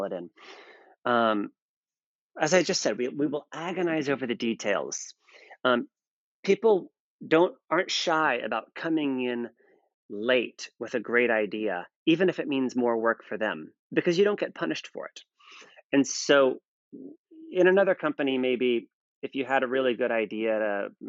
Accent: United States; I'm American

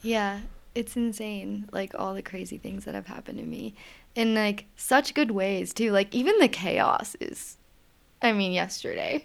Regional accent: Richmond, Virginia, United States; moved away as an adult; I'm from Richmond, Virginia originally

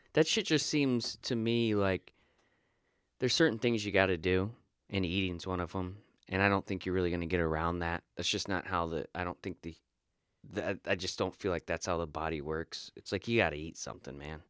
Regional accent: Florida, United States; moved away; I'm a dude from Florida.

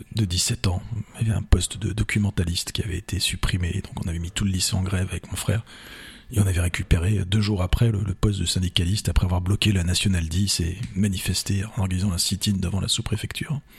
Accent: Vendôme, Centre-Val de Loire, France; moved away as an adult; also born or lived in Paris / Blois / Touraine; je suis né à Paris comme, comme beaucoup, mais je n'y ai pas vécu au-delà de la période de, de, mes études. Mes parents se sont installés à Vendôme. J'étais au collège, non, j'étais pensionnaire à Blois. J'étais au lycée à Vendôme

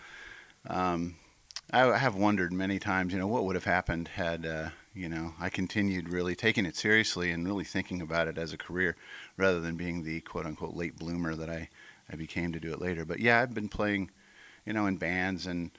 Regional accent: Midwest, United States; also born or lived in St. Louis; Growing up in the Midwest. I was born in St. Louis, but we moved around a lot.

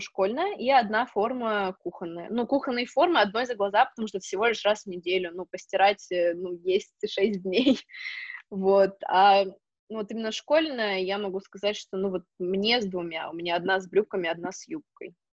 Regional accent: Novosibirsk, Novosibirsk Oblast, Russia; moved away as an adult; also born or lived in Spain; now in Switzerland; я из Новосибирска

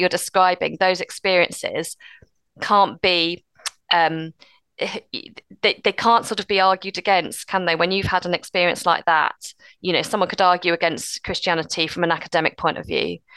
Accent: United Kingdom; we're British and reserved

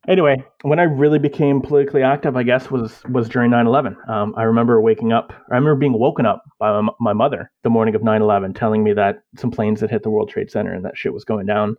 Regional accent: Canada; I am a Canadian, born and bred.

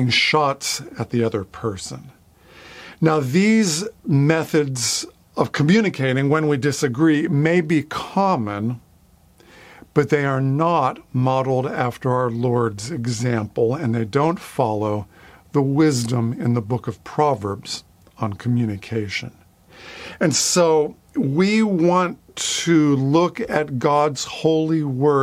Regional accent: near Pittsburgh, Pennsylvania, United States; I grew up near Pittsburgh, Pennsylvania, the city of Three Rivers.

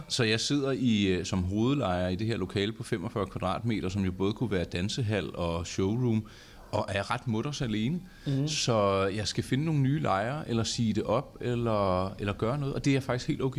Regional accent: north of Copenhagen, Capital Region of Denmark, Denmark; jeg er vokset op herude, og man ja. taler jo om to ting herude. Der er ja. den ene og den anden side af Lyngbyvejen

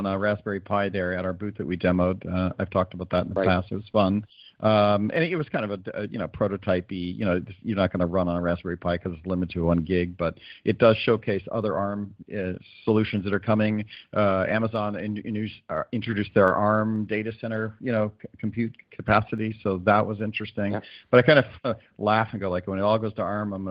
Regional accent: South Florida, United States; I'm from South Florida

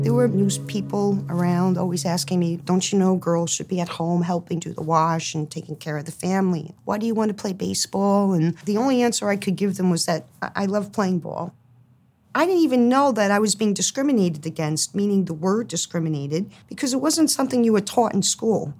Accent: Hoboken, New Jersey, United States; when I was growing up in Hoboken, the athletics for girls was basically non existent

